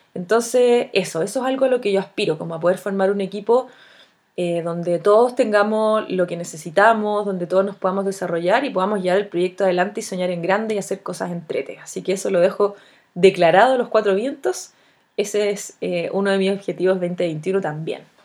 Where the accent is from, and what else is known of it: Chile